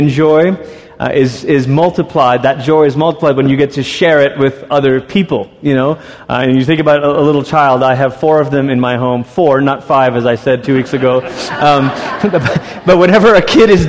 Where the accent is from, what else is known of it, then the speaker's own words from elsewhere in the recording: Malaysia; moved away; I grew up in Malaysia